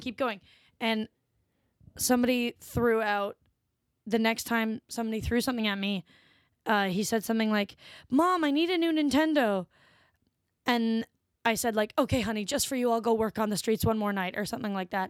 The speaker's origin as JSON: {"language": "English", "town": "Ottawa", "region": "Ontario", "country": "Canada", "moved": "as an adult", "lives_now": "Toronto, Canada", "said": "I'm from Ottawa originally"}